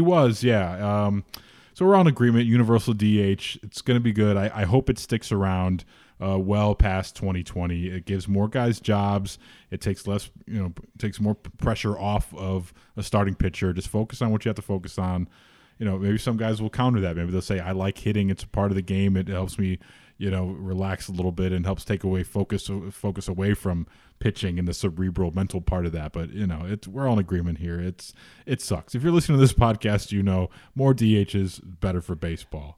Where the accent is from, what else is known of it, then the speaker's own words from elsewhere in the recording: Chicago, Illinois, United States; being a Chicagoan